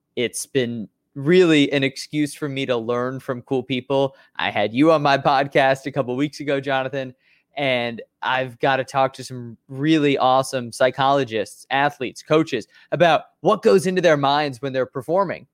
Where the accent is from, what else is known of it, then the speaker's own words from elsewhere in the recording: Chicago, Illinois, United States; I'm a Chicagoan. I've, I've been here my whole life in Chicago, born and raised in the north suburbs